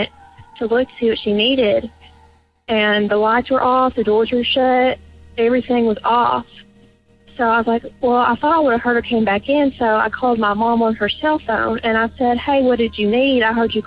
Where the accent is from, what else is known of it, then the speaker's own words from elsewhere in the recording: Tennessee, United States; I am from Tennessee.